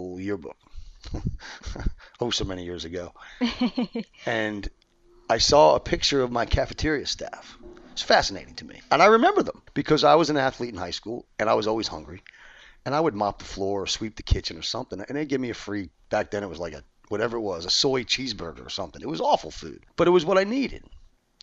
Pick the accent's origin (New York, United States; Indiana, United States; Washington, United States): New York, United States; moved away as an adult; I'm from New York. I've been here 30 years